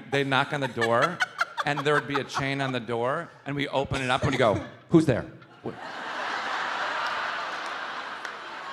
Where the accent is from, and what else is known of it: Chicago, Illinois, United States; born or raised there